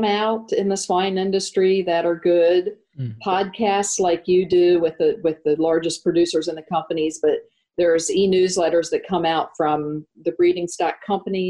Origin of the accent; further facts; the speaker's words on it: United States; as an American